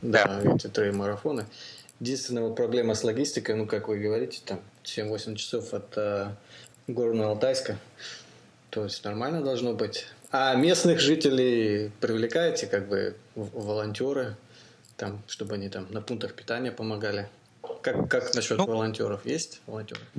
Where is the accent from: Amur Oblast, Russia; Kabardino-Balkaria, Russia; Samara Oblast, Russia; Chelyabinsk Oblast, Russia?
Amur Oblast, Russia; Blagoveshchensk; moved away; я сам из Амурской области, из Благовещенска